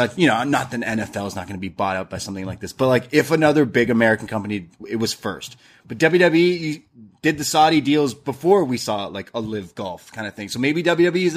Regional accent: Canada; I'm Canadian

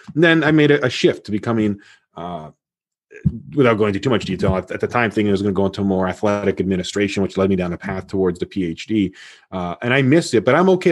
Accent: Toronto, Ontario, Canada; I was born in Toronto, Canada

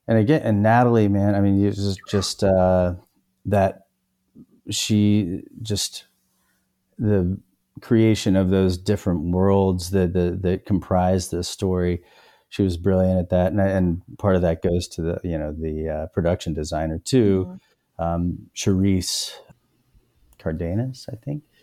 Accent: North Carolina, United States; I mean, there's like I'm from North Carolina, and it and it just my parents are from Georgia, but somehow like my mom doesn't have much of an accent

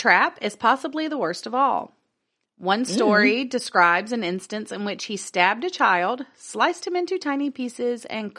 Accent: the South, United States; Well, I'm from the South. That's what happens.

